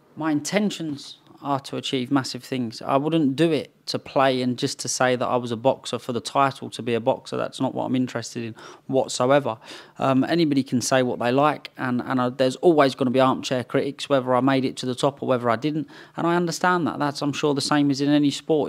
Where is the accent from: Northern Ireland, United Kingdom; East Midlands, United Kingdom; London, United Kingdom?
London, United Kingdom; moved away; also born or lived in Potters Bar, Hertfordshire; East London and Romford is what I was brought up in, and then we moved over to Potter's Bar.